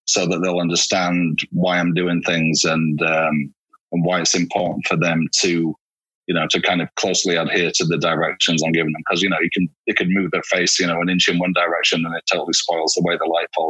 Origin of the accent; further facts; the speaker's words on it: Hull, Yorkshire and the Humber, United Kingdom; accent: Northern; now in Los Angeles, United States; I'm from Hull originally in Yorkshire